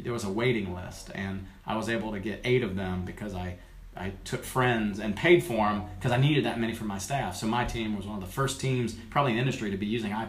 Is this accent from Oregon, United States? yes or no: no; Summerville, South Carolina, United States; now in North Carolina, United States; Somerville, South Carolina